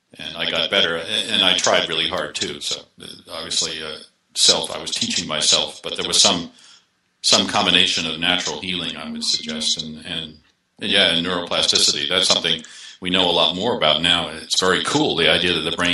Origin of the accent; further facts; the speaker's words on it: Boston, Massachusetts, United States; moved away; I grew up in the Boston area, but I've been living away for a long time